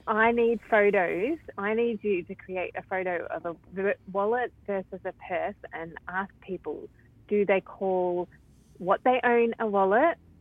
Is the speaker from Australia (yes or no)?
yes; Melbourne, Victoria, Australia; moved away as an adult; now in Sydney, Australia; I was born in Sydney but grew up in Melbourne